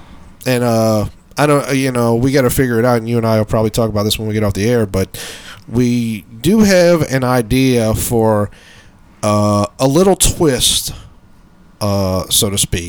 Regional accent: Brooklyn, New York, United States; born there; She comes down from Queens. I was born out in Brooklyn.

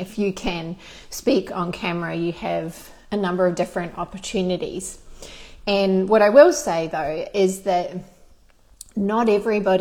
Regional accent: Christchurch, Canterbury, New Zealand; moved away as an adult; now in Australia; I grew up in New Zealand in Christchurch

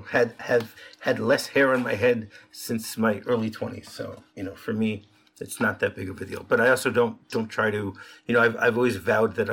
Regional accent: Detroit, Michigan, United States; I know in Detroit where I grew up

